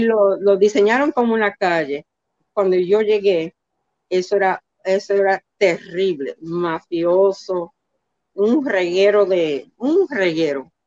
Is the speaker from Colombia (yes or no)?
no; New York City, New York, United States; also born or lived in Manhattan / La Vega, Dominican Republic (parents' origin); now in New Jersey, United States; nací en, en Manhattan, en donde muchos dominicanos nacieron, pero los trasladamos al Bronx y yo entre el Bronx y New Jersey, donde vivo ahora, eh, me crié aquí